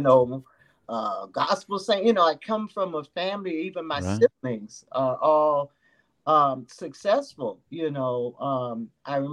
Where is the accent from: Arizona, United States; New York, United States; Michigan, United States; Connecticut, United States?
New York, United States; also born or lived in Jacksonville, Florida; now in Florida, United States; I was born and raised in New York, but moved to the South because my parents were originally from the South